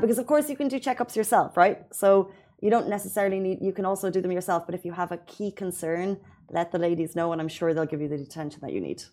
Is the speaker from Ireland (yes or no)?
yes; Ireland; now in Dubai, United Arab Emirates; as Irish people